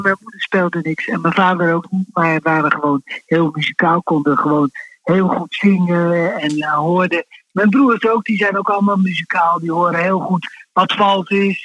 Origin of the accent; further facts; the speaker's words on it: Rotterdam, South Holland, Netherlands; also born or lived in Wassenaar; now in The Hague, Netherlands; En ik ben geboren in Rotterdam-Zuid.